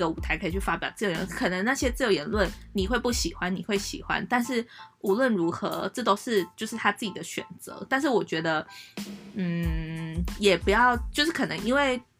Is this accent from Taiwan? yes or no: yes; Taiwan; 我身为一个台湾的国民